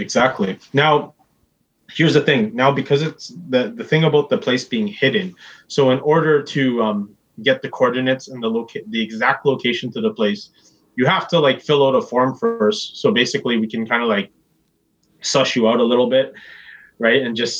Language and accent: English; Philippines; Oh, for sure. Like, I'm Filipino, man.